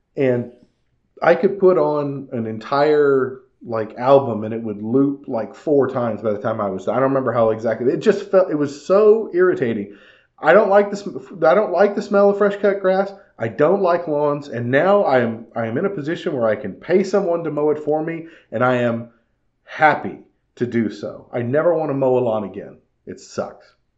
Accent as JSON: {"language": "English", "region": "California", "country": "United States", "tie": "born or raised there", "said": "When I was growing up in California"}